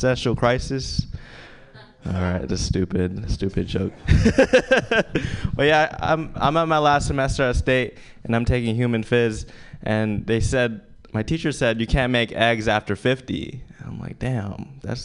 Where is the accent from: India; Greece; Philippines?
Philippines; now in San Francisco, United States; I'm from the Philippines and I go to school at SF State